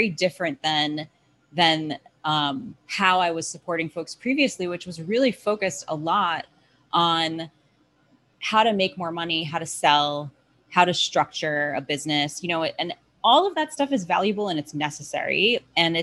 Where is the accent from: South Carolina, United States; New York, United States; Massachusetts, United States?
New York, United States; I'm from New York